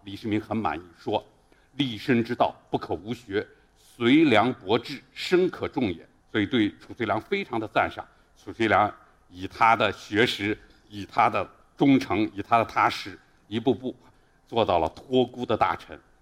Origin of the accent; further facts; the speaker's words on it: Xi'an, Shaanxi, China; 我来自十三朝故都西安